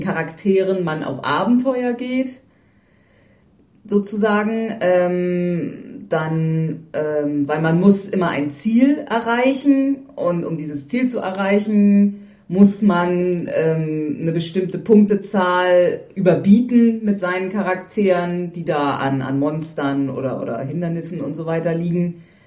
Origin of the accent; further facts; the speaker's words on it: Northern Germany, Germany; als Norddeutscher